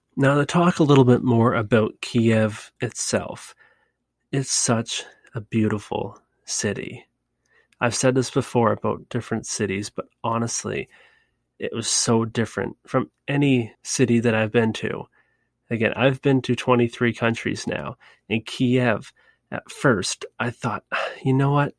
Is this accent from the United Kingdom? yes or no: no; Canada; I'm from Canada